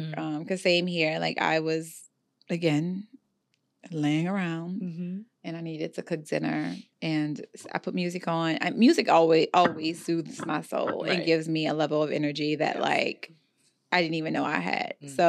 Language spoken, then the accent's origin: English; New Orleans, Louisiana, United States; And I'm also from Louisiana, so, you know, the New Orleans area, and we just, that's how I was raised.